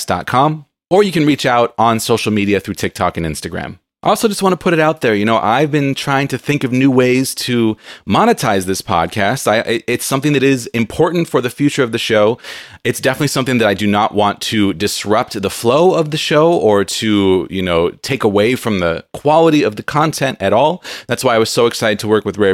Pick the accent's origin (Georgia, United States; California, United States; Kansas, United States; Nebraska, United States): California, United States; San Diego; I grew up in San Diego